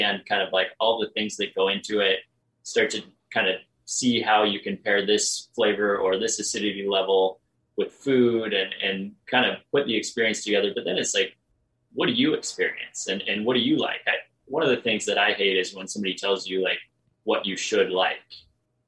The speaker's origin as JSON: {"language": "English", "town": "Truckee", "region": "California", "country": "United States", "moved": "yes", "lives_now": "Oregon, United States", "said": "Brian and I are from Truckee"}